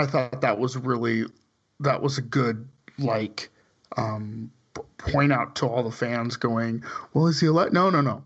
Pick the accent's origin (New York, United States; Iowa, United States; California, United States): California, United States; suburb of Bakersfield; the town I lived in, grew up in, was the suburb, suburb of Bakersfield